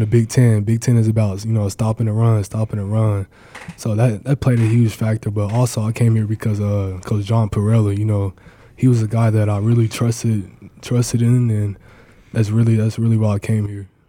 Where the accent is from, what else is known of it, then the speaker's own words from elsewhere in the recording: Mustang, Oklahoma, United States; moved away; also born or lived in Nebraska; here in my home state